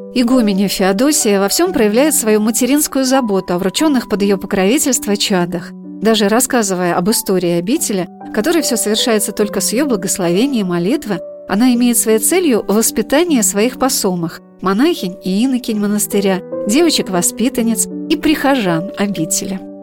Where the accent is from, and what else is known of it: Saratov, Saratov Oblast, Russia; born or raised there